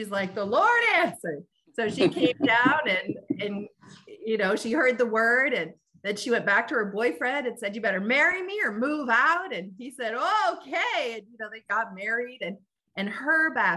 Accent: Front Royal, Virginia, United States; now in Chicago, United States; growing up in Front Royal

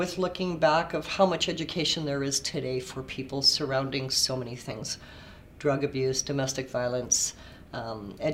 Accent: Winnipeg, Manitoba, Canada; moved away as an adult; now in Kelowna, Canada; Born and raised in Winnipeg

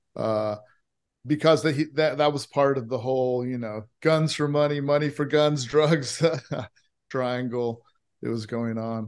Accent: Hawaii, United States; also born or lived in California; now in Austin, United States; I grew up in Hawaii with, uh, a Christian, a Methodist Christian mother and a Muslim father

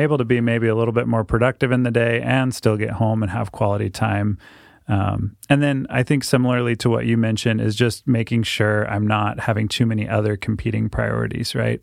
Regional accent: Keizer, Oregon, United States; also born or lived in Dominican Republic; I was born and raised right here in Kaiser.

